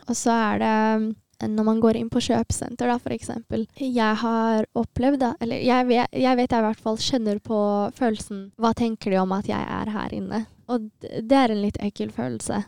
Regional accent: Bærum, Akershus, Norway; born or raised there; Norwegian is a second language; also born or lived in Asmara, Eritrea

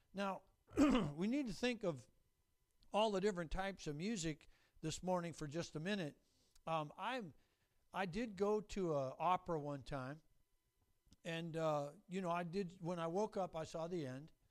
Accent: Renton, Washington, United States; I grew up in Renton

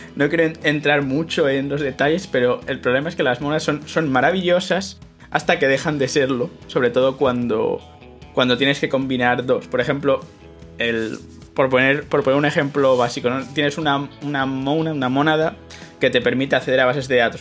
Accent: Madrid, Community of Madrid, Spain; moved away as an adult; now in Utrecht, Netherlands; yo nací en Madrid, en España, me mudé aquí eh, a Países Bajos por, el tema este de que es donde hice el doctorado

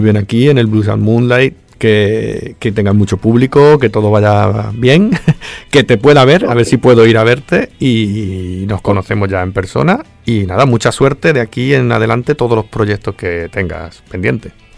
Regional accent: Andalusia, Spain; accent: Andalusian; yo aparte soy español, pero soy de Andalucía, soy andaluz, que tenemos nuestro acento

